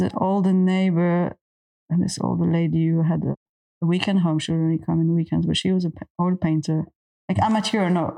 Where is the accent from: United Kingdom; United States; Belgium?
Belgium; I grew up in Belgium in countryside